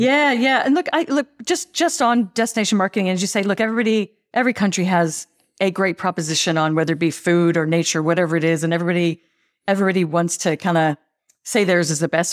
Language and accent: English; United States; accent: American; now in Australia; I'm, I'm clearly, clearly American